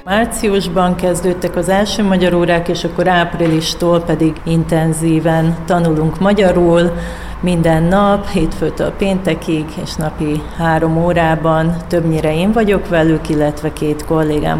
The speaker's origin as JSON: {"language": "Hungarian", "region": "Vojvodina", "country": "Serbia", "moved": "yes", "lives_now": "Hungary", "said": "én vajdasági vagyok, és én otthon voltam, amikor ugye volt a két háború"}